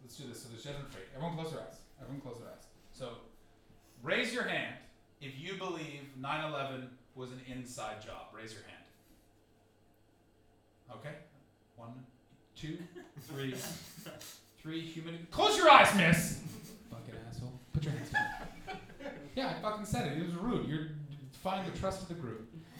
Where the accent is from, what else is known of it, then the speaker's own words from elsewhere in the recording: Canada; Like, as a Canadian, I've been following the Rob Ford story like it's my baby.